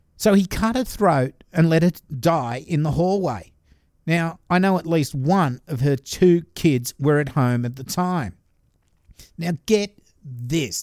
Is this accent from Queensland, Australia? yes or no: no; Glenfield, New South Wales, Australia; my hometown murder